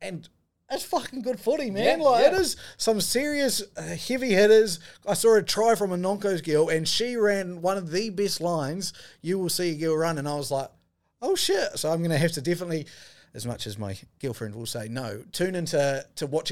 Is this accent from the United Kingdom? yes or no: no; New Zealand; as a New Zealander